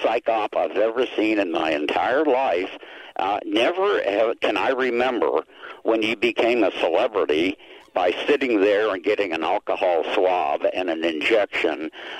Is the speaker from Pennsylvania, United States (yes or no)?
yes; Pittsburgh, Pennsylvania, United States; moved away; Pittsburgh, my hometown.